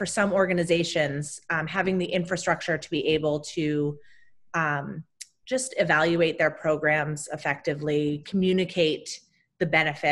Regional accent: outside of Boston, near Salem, Massachusetts, United States; I grew up outside of Boston, Massachusetts, in a little town very close to Salem, the witch town.

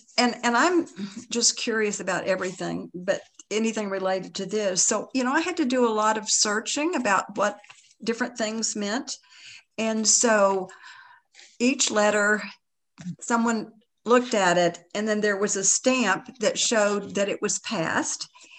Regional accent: Tennessee, United States; Because again, we're both from East Tennessee, you know, it was relative.

